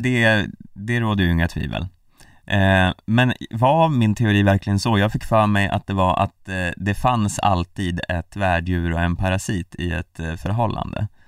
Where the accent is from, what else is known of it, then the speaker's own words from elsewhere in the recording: Hälsingland, Gävleborg County, Sweden; Vi är välkomnande vi hälsingar